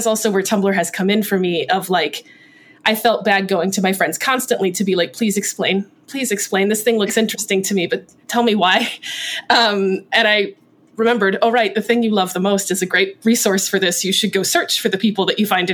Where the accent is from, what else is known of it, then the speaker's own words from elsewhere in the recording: Clearwater, Florida, United States; I grew up in Clearwater, Florida